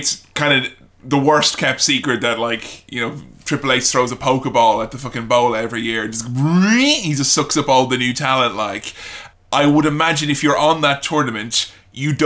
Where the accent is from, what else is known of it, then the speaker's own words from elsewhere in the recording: Ireland; growing up in Ireland